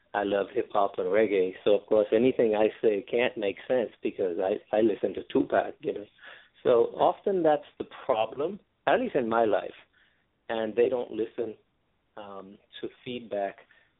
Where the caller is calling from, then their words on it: New York, United States; Calling from New York.